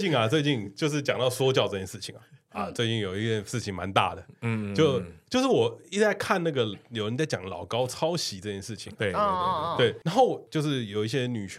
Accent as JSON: {"language": "Chinese", "region": "Taipei", "country": "Taiwan", "said": "就是我们是一个台北人的群组，我们没有人在台南，"}